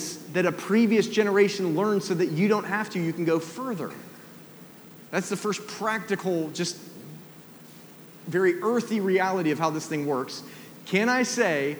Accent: Atlanta, Georgia, United States; moved away; I grew up in Atlanta, down in the South

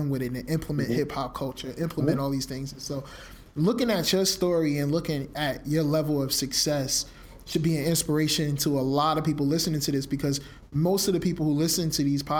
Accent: Newark, New Jersey, United States; I'm born and raised in Newark, New Jersey

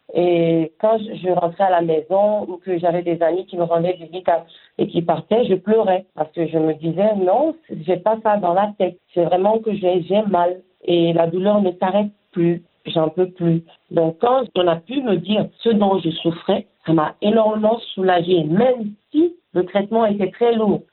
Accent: Mali; moved away; chez nous au Mali

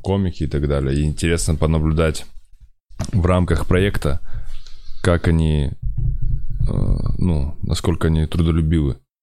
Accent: Kazakhstan; я из Казахстана, я из Темногорска

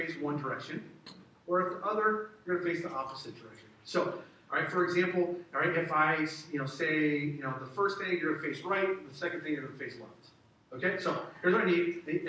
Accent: the South, United States; I grew up in the South

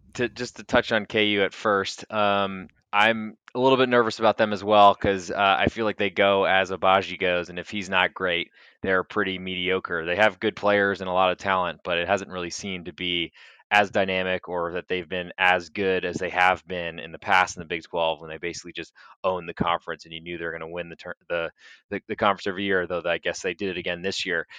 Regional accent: Providence, Rhode Island, United States; I am from Providence, Rhode Island. That's where I grew up

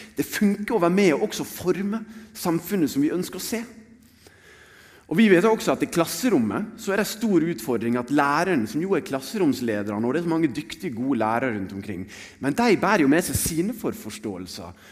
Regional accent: Sotra, Vestland, Norway; Jeg vokste opp på Sotra.

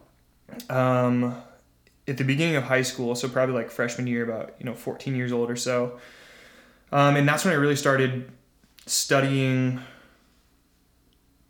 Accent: Zionsville, Indiana, United States; moved away as an adult; also born or lived in Bloomington, Indiana; now in Chicago, United States; Zionsville. Moved there when I was probably 6 years old

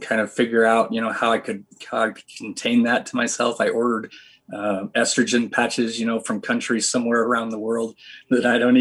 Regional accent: Vermont, United States; moved away as an adult; now in Utah, United States; I grew up in Vermont, super ultra conservative

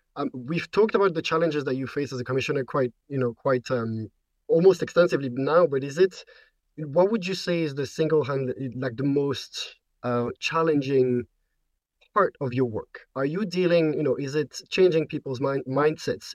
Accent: Belgium; I'm from Belgium

